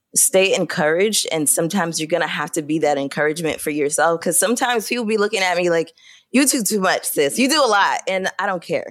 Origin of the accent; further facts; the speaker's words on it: Brooklyn, New York, United States; I am from Brooklyn, New York, born and raised